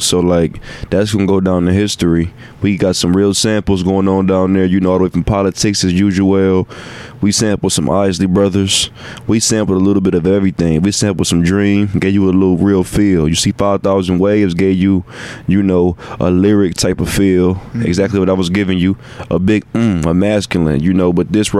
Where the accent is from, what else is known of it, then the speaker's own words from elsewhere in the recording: Cleveland, Ohio, United States; I'm from Cleveland, so I'm hollering.